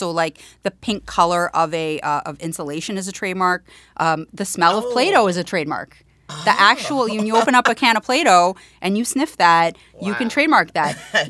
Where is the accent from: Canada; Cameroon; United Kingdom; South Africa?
Canada; accent: Canadian; now in New York City, United States; I had a very strong Canadian accent when I first moved, and I got a lot of, made fun of that for that, but that's okay.